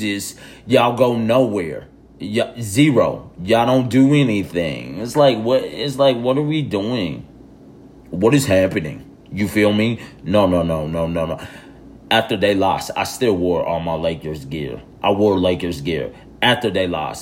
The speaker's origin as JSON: {"language": "English", "town": "Tulsa", "region": "Oklahoma", "country": "United States", "tie": "born or raised there", "said": "my hometown city"}